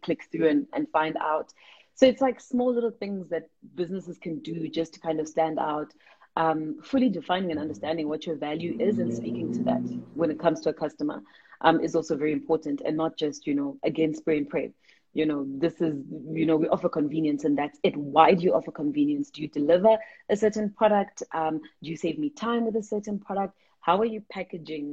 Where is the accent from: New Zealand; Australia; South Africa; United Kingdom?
South Africa; we're proudly South African, we're proudly African